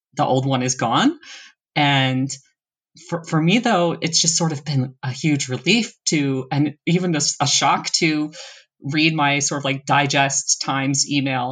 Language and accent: English; East Coast of the US, United States; moved away; also born or lived in Seattle; We're both originally from the East Coast of the U S and then I've also lived in Seattle